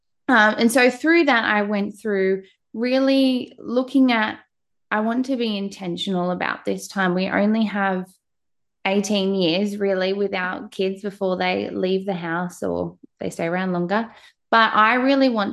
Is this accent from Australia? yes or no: yes; Australia; you can probably tell by my accent, I am from Australia